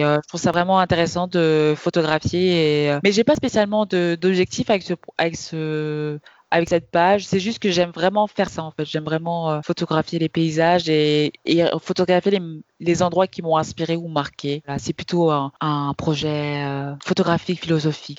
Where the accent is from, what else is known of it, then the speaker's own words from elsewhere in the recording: Kaolack, Senegal; où je viens, de Kaolac